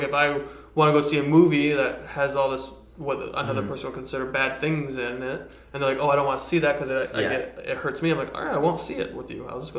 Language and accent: English; Detroit, Michigan, United States; I grew up in Detroit